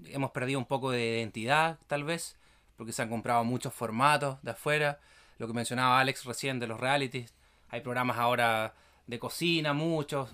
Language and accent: Spanish; Villarrica, Araucanía, Chile; nosotros eh, nos criamos acá en Villarrica, en la novena región